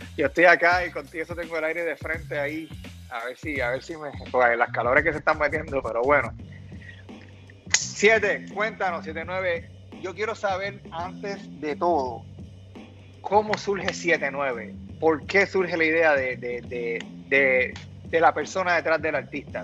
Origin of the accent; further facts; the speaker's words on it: Puerto Rico; nosotros como puertorriqueños